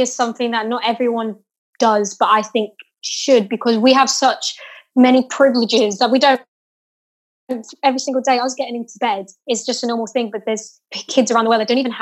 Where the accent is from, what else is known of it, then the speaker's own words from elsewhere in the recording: England, United Kingdom; now in Portugal; I do live in Portugal. I am English and I go backwards and forwards, but I do live in Portugal